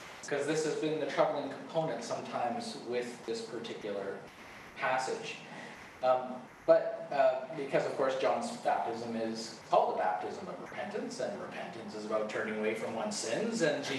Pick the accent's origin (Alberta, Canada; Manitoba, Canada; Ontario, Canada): Manitoba, Canada; Winnipeg; I grew up in Winnipeg